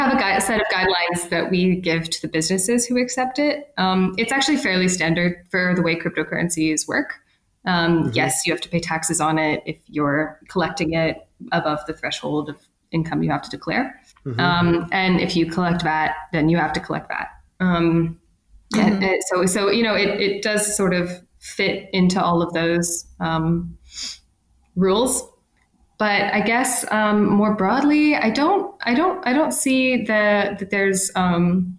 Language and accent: English; Ontario, Canada; moved away; I'm from Ontario originally